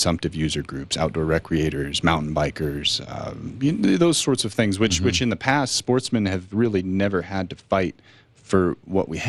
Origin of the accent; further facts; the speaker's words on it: Boulder County, Colorado, United States; also born or lived in Southeast Alaska; I was born in Colorado. I'm from Boulder County, north of Boulder